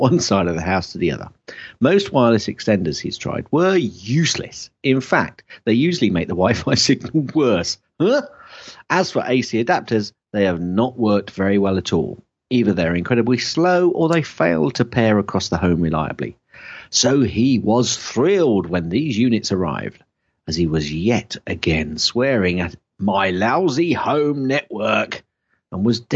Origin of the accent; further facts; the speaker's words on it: Shakespeare's country, West Midlands, United Kingdom; I'm from Shakespeare's country